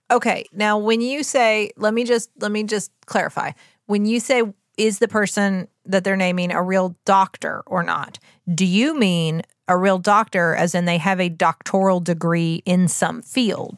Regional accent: West Virginia, United States; we're from West Virginia

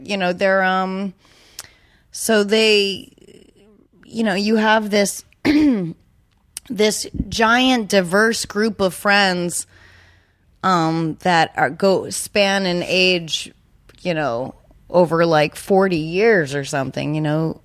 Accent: New Hampshire, United States; I'm from New Hampshire

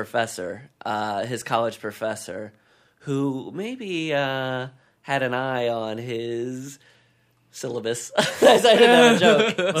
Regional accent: Iowa, United States; moved away; I grew up in Iowa

